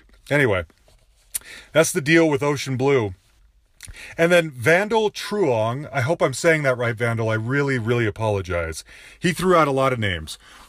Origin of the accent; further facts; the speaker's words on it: Utah, United States; I'm from Utah. I've seen you a ton. I've loved you since I was a kid